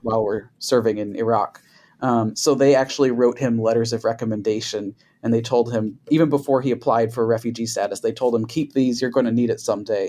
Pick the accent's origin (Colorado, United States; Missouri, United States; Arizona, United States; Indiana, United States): Indiana, United States; also born or lived in Dearborn, Michigan; now in Dallas, United States; I come from the Midwest. I'm from Indiana